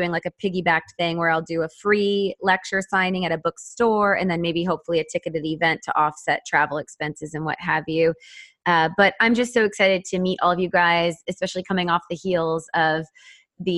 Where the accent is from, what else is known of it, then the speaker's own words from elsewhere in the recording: Austin, Texas, United States; here in my hometown, Austin